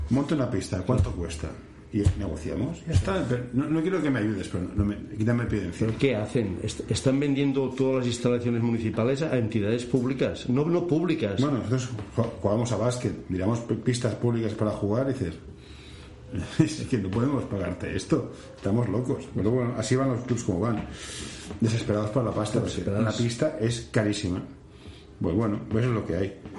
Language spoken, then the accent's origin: Spanish; Barcelona, Catalonia, Spain; Bueno, yo soy del Carmelo